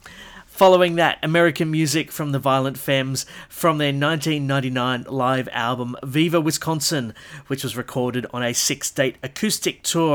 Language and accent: English; Orange, New South Wales, Australia; my hometown of Orange, New South Wales